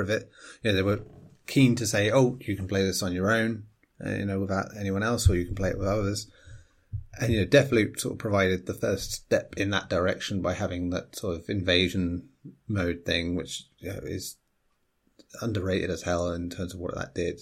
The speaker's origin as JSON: {"language": "English", "region": "England", "country": "United Kingdom", "said": "as an Englishman"}